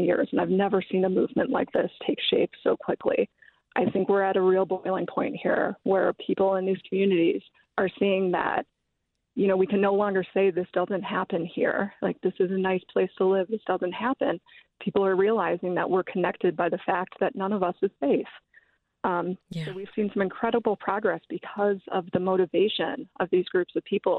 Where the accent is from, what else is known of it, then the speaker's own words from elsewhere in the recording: Winnetka, Illinois, United States; now in Washington, D.C., United States; I grew up in Winnetka